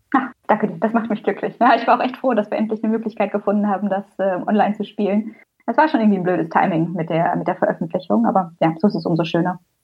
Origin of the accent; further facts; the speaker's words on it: Teutoburg Forest, Germany; eine klassische Kleinstadt in Jörgs und meiner Heimat im Teutoburger Wald